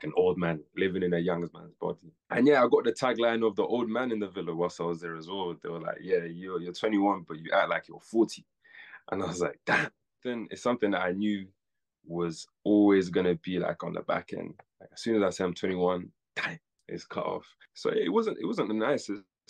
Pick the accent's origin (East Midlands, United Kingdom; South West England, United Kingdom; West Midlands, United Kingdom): West Midlands, United Kingdom; Birmingham; I'm from Birmingham